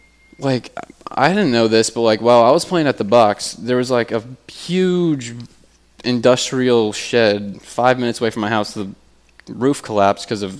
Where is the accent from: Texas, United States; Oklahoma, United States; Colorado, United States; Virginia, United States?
Virginia, United States; Haymarket; I'm from Haymarket, Virginia. So, Gainesville.